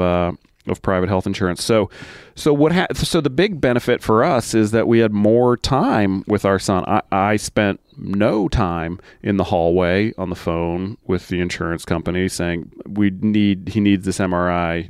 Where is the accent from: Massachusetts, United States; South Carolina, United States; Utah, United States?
Massachusetts, United States; moved away as an adult; I grew up in Massachusetts